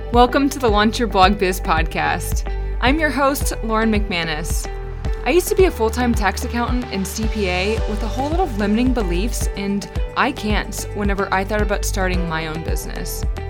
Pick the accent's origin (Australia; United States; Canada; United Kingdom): United States; New Orleans, Louisiana; moved away; also born or lived in Shreveport, Louisiana / Texas / Florida; I'm from New Orleans. I was born and raised there, but I did live in Shreveport for a few years